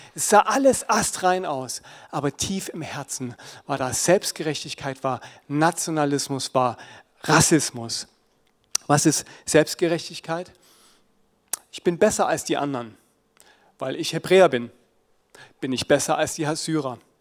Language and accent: German; Germany; unsere Identität als Deutsche mit unserer Nazi-Vergangenheit